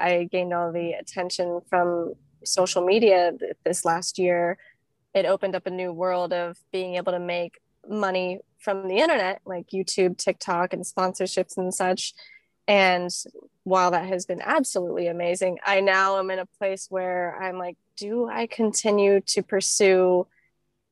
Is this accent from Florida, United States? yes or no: yes; Florida, United States; born or raised there; moved away as an adult; also born or lived in California